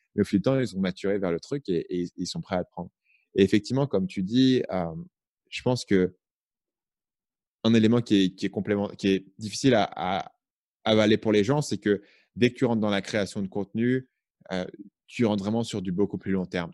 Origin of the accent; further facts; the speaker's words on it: Paris, Île-de-France, France; moved away as an adult; also born or lived in Vietnam; J'ai grandi à Paris